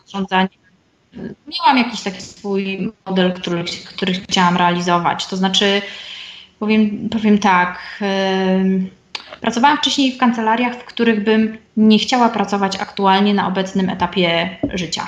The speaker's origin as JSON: {"language": "Polish", "region": "Silesian Voivodeship", "country": "Poland", "also_born_or_lived": "Warsaw", "moved": "as an adult", "said": "Ja pochodzę ze Śląska, y, na studia dostałam się do Warszawy"}